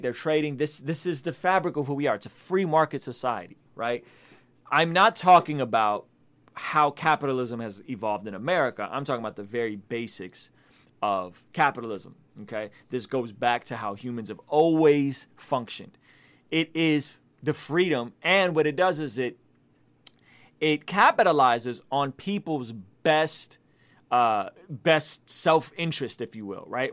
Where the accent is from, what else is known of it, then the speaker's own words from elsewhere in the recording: Russia; moved away; I come from Soviet Russia